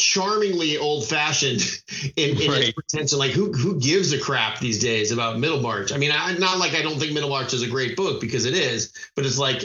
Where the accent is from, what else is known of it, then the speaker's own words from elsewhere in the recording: Arizona, United States; I grew up in Arizona